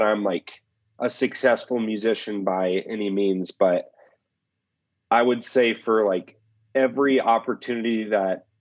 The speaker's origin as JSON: {"language": "English", "town": "Indianapolis", "region": "Indiana", "country": "United States", "tie": "born or raised there", "moved": "as an adult", "lives_now": "Colorado, United States", "said": "I grew up in Indianapolis, Indiana"}